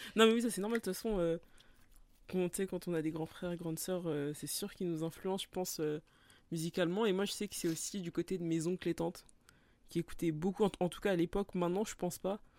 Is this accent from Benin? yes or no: no; France; en tant que français